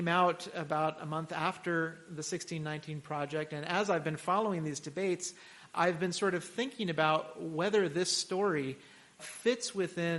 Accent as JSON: {"language": "English", "region": "Texas", "country": "United States", "said": "I'm from Texas"}